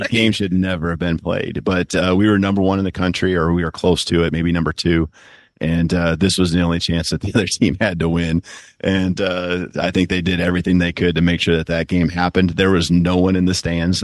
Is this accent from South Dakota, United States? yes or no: yes; South Dakota, United States; moved away; also born or lived in Seattle; my home state, you know, and, uh, the pride I have for South Dakota